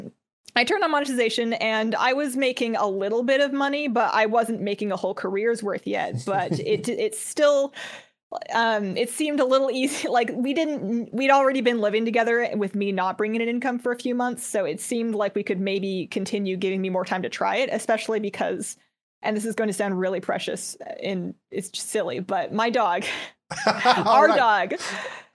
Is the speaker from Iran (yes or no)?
no; Canada; also born or lived in United States; When I first started, I was in the United States, but I'm from Canada.